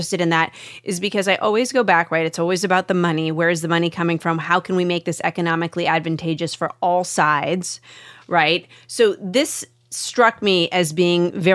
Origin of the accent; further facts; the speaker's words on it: Washington, United States; I'm from Washington State.